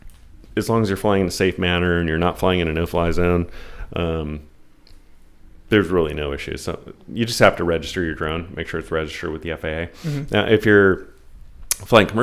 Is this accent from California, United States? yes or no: yes; San Diego, California, United States; I grew up in Kensington, which, by the way, best Mexican food in San Diego